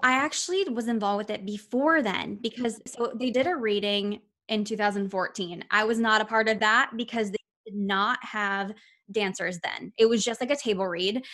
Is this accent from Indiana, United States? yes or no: yes; Indianapolis, Indiana, United States; now in New Jersey, United States; I'm from Indianapolis, Indiana